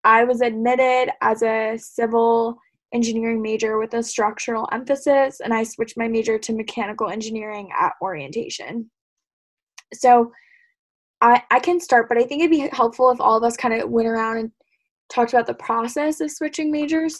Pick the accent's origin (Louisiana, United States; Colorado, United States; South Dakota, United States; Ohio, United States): Colorado, United States; Denver; moved away as an adult; now in Los Angeles, United States; I'm a junior studying mechanical engineering from Denver